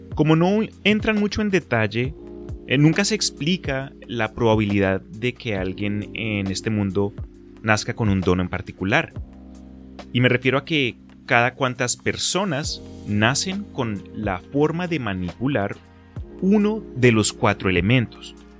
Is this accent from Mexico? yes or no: no; Colombia; now in Texas, United States; crecí en Colombia antes de mudarme acá a Texas